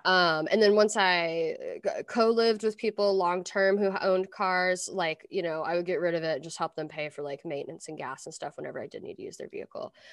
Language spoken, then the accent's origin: English; Versailles, Kentucky, United States; moved away; also born or lived in Lexington, Kentucky; I grew up in Versailles